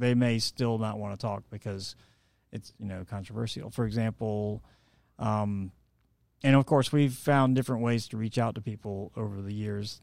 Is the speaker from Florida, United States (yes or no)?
no; Atlanta, Georgia, United States; also born or lived in St. Simons Island, Georgia; I was born here in Atlanta